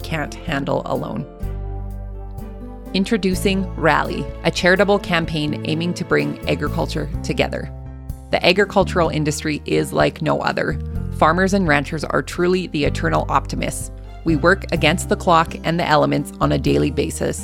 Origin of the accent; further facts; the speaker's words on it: Canada; accent: Canadian; my Canadian accent